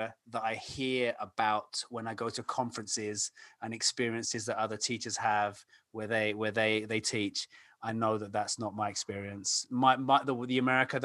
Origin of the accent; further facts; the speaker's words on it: London, United Kingdom; moved away as an adult; now in Illinois, United States; I grew up and I'm from London, England